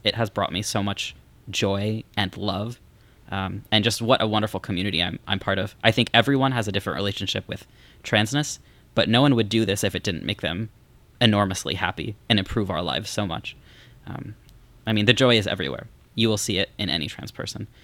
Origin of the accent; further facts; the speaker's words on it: Missouri, United States; moved away as an adult; I'm from Missouri